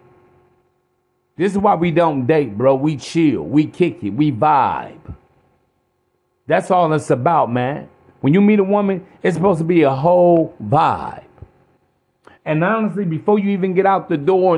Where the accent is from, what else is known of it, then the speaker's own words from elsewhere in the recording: East Chicago, Indiana, United States; I'm from East Chicago, Indiana.